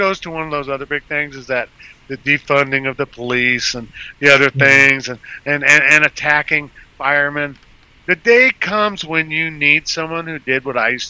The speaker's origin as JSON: {"language": "English", "town": "Las Vegas", "region": "Nevada", "country": "United States", "tie": "born or raised there", "moved": "yes", "lives_now": "Houston, United States", "said": "I grew up in Nevada, in Las Vegas"}